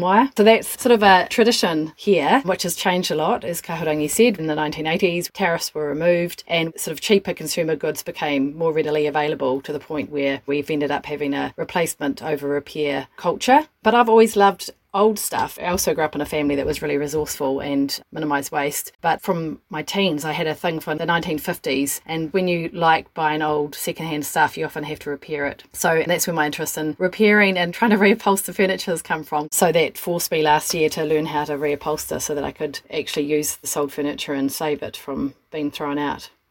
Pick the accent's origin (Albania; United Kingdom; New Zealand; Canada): New Zealand; growing up in Aotearoa in the 1970s and 1980s